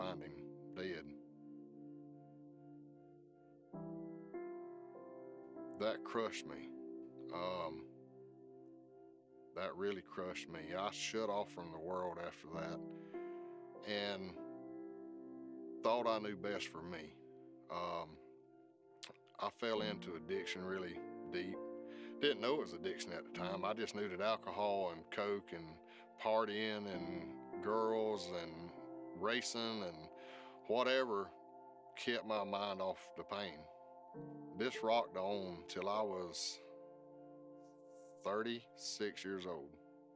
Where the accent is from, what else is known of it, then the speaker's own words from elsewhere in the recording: South Georgia, United States; Growing up in South Georgia